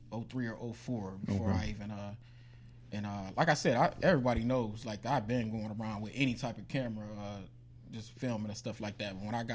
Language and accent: English; Youngstown, Ohio, United States; also born or lived in Lorain, Ohio; I was born in Lorraine. I moved to Youngstown when I was 10.